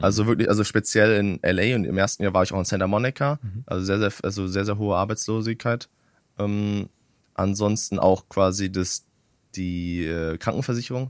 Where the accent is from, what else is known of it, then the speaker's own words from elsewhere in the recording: Germany; ich als Deutscher